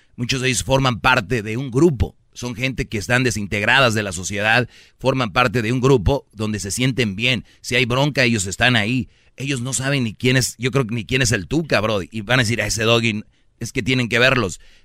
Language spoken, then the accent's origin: Spanish; San Nicolás de los Garza, Nuevo León, Mexico; yo soy de San Nicolás